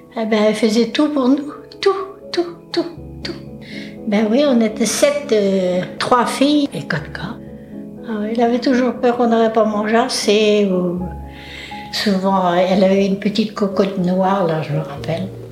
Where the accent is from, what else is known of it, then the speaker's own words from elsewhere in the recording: Loudéac, Brittany, France; je suis née à Lorodec